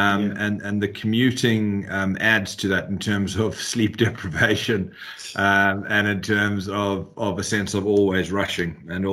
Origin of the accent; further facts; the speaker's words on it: South Africa; accent: South African; also born or lived in London, United Kingdom; now in Clonakilty, Ireland; I'm based out of London. But interestingly, as you can probably hear, I'm South African. That's the accent you're picking up, but married an Irish girl, so living in Ireland.